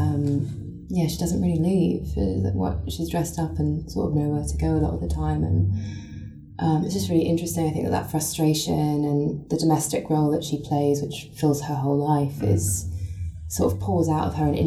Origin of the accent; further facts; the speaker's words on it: London, United Kingdom; I grew up in Southeast London on a council estate made of concrete